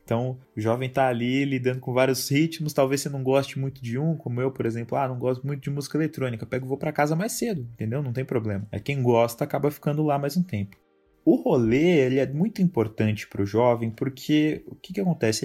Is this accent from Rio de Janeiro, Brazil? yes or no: no; São Bernardo do Campo, São Paulo, Brazil; Eu sou de São Bernardo do Campo, que é uma cidade que, para quem não conhece, fica no ABC Paulista